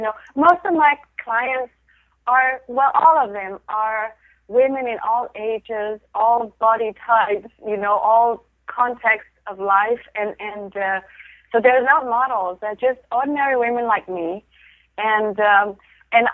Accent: Denmark; moved away; I grew up in Denmark

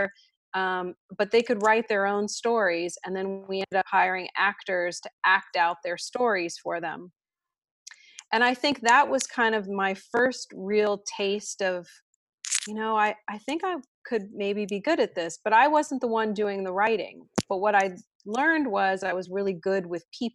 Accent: Washington, District of Columbia, United States; I grew up in Washington, D.C.

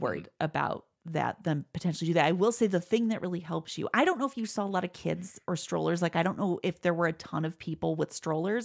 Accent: Midwest, United States; I refer to it as my Midwest

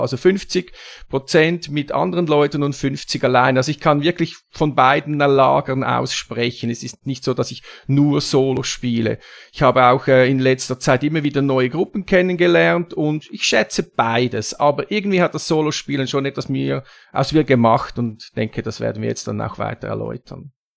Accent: Zurich, Switzerland; komme ich aus der Schweiz, ne, nämlich aus Zürich

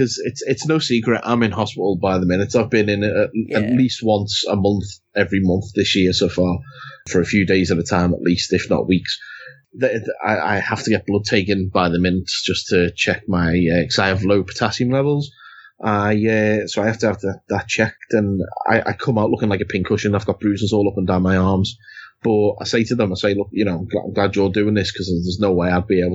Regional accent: United Kingdom; God, we're so British talking about the weather.

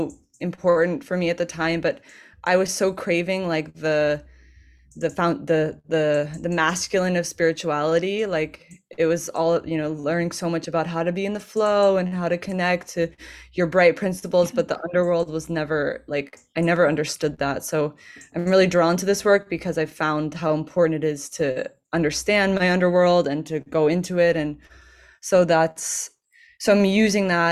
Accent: California, United States; now in Portugal; I am from California originally

